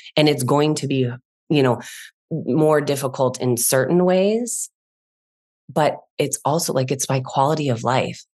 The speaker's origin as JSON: {"language": "English", "town": "Chicago", "region": "Illinois", "country": "United States", "said": "I'm from Chicago originally."}